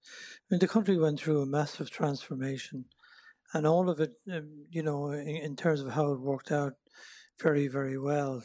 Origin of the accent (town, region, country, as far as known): Ireland; born or raised there; moved away as an adult; also born or lived in Thurles / Drogheda; now in United States